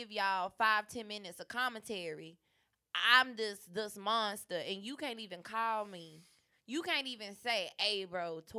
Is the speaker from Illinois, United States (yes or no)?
yes; Chicago, Illinois, United States; I'm from Chiraq.